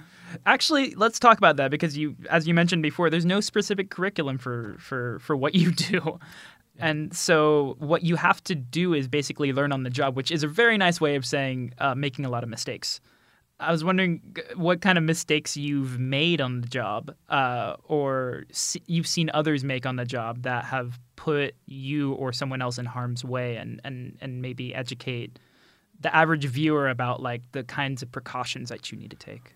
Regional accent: United States; moved away; I'm American

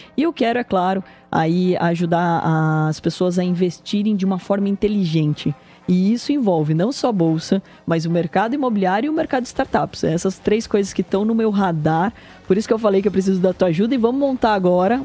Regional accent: Porto Feliz, São Paulo, Brazil; O interior, a minha região, eu sou nascido em Porto Feliz

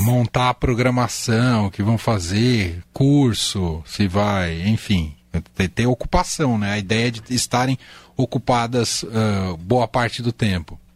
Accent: Vargem Grande Paulista, São Paulo, Brazil; also born or lived in Mogi das Cruzes; Sou de Mogi das Cruzes, mas eu cresci em Vargem Grande

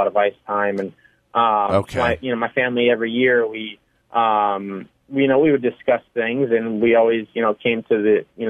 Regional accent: California, United States; Growing up in California

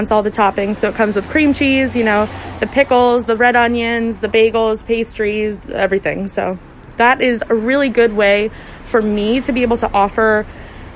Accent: Vermont, United States; now in Philadelphia, United States; my first job was as a busser in an Italian restaurant in Rutland, Vermont. I'm from Vermont

